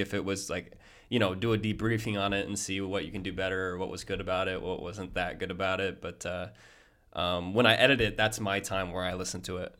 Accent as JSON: {"language": "English", "region": "Iowa", "country": "United States", "said": "I'm an Iowa boy."}